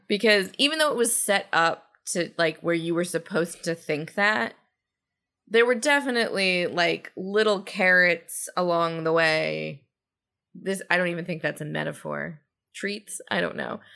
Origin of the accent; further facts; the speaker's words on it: Georgia, United States; I come to everything from the South from a Georgia perspective